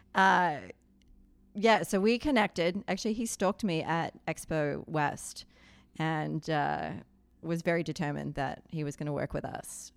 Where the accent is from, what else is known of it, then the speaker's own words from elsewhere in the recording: Australia; now in Colorado, United States; I'm an Aussie expat living in Colorado.